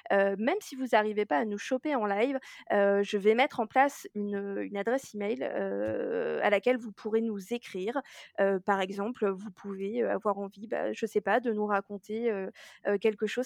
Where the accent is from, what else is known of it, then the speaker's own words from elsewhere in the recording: Germany; je tiens à dire que je suis allemande et que par conséquent ce n'est pas raciste